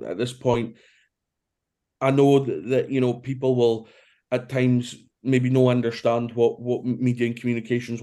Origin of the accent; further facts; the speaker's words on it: Brora, Scotland, United Kingdom; also born or lived in Aberdeen; I was born in Aberdeen, but I was brought up in a small village called Brora, which is about an hour north of Inverness.